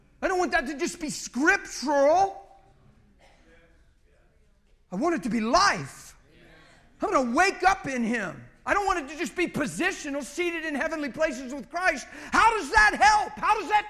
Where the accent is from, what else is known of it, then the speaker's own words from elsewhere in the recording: United States; I'm an American